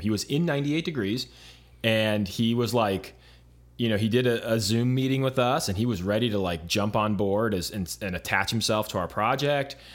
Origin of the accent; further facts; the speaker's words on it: Arizona, United States; moved away as an adult; also born or lived in Los Angeles, United States; I grew up in Arizona